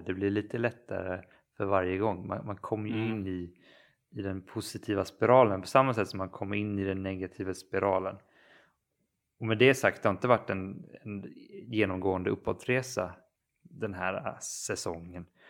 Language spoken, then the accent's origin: Swedish; Kalmar County, Sweden; moved away; jag befinner mig faktiskt hemma på Öland och jag är också hos mina föräldrar